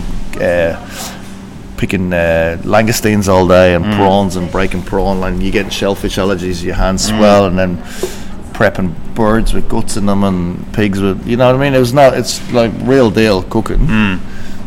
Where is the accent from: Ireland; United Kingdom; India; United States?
Ireland; Dublin, Leinster; Born in Dublin, 1973, August